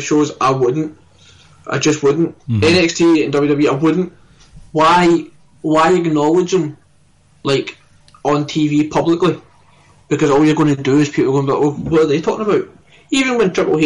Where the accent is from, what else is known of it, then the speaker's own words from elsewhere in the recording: Scotland, United Kingdom; I'm Scottish through and through